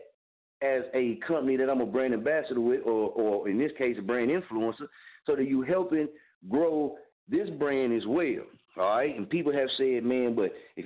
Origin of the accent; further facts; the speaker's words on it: Muskogee, Oklahoma, United States; now in Wichita, United States; I'm from Muskogee, Oklahoma. I reside in Wichita, Kansas